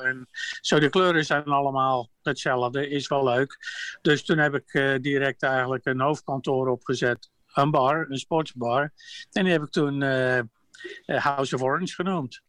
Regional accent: Netherlands; now in United States; ik ben een Hollander

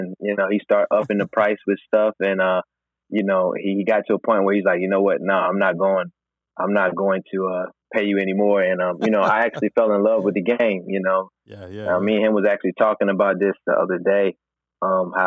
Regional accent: Raleigh, North Carolina, United States; I'm from Raleigh, North Carolina

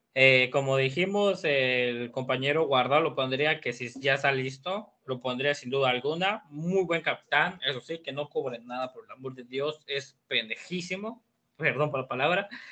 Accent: Mexico; somos mexicanos

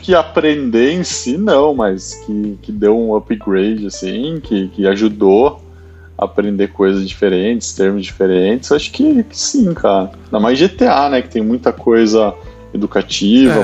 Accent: Brazil; eu sou do Brasil

